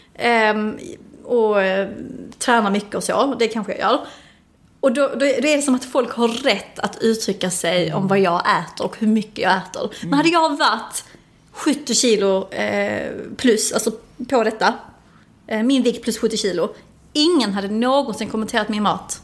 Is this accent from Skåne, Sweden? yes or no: yes; Helsingborg, Skåne, Sweden; jag kommer ju från ett, ett område i Helsingborg som är ganska tufft